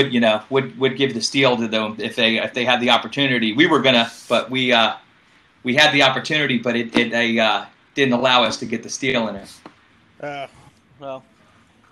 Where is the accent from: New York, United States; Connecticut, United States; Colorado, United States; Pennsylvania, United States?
New York, United States; Long Island; also born or lived in Florida; I grew up on Long Island, New York